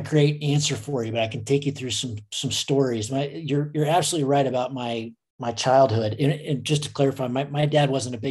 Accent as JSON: {"language": "English", "country": "United States", "tie": "born or raised there", "said": "I grew up in Lake Tahoe"}